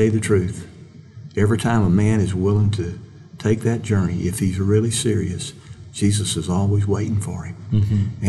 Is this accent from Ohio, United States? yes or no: no; Mississippi, United States; I'm a kid from Mississippi, and I always think of myself that way